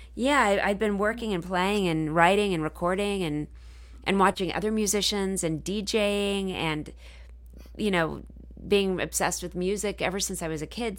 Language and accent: English; Dallas, Texas, United States; I'm from Dallas